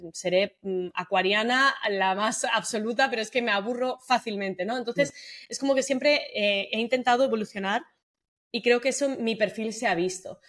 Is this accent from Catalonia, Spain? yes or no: yes; Sabadell, Catalonia, Spain; moved away as an adult; also born or lived in Tarragona; now in Madrid, Spain; Yo soy de Sabadell, de Barcelona